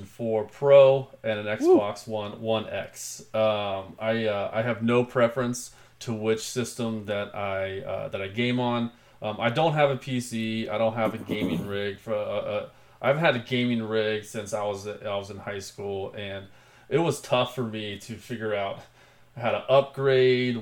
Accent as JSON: {"language": "English", "town": "Cincinnati", "region": "Ohio", "country": "United States", "tie": "born or raised there", "said": "I was born and raised here in the Queen City of Cincinnati, Ohio."}